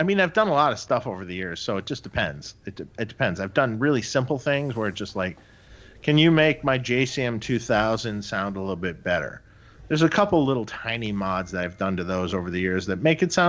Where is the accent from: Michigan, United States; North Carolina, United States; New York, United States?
Michigan, United States; Detroit; Doug and I grew up in Detroit together.